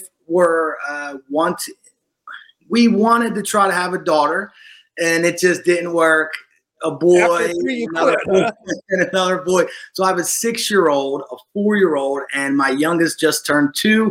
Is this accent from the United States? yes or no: yes; Washington Township, New Jersey, United States; now in Florida, United States; I was born in Washington Township in South New Jersey